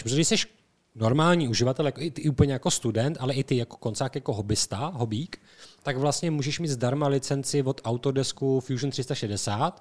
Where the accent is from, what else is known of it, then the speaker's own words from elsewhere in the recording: Czechia; my jsme Češi